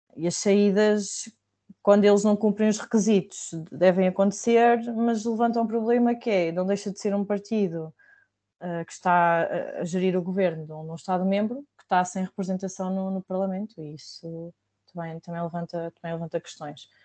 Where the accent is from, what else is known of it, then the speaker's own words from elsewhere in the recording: Viseu, Centro, Portugal; Viseu porque é o sítio onde eu cresci